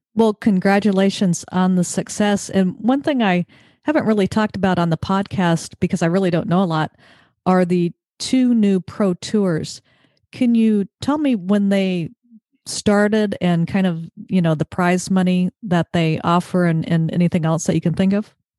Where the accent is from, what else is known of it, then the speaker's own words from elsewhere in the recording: Mission Viejo, California, United States; Southern Orange County, Mission Viejo